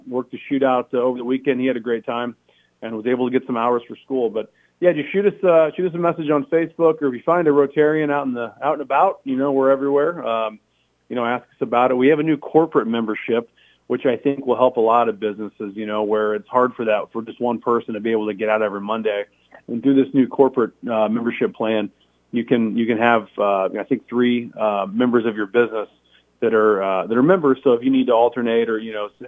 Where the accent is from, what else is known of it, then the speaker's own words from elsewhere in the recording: De Soto, Missouri, United States; moved away as an adult; when I moved down here, I'm from DeSoto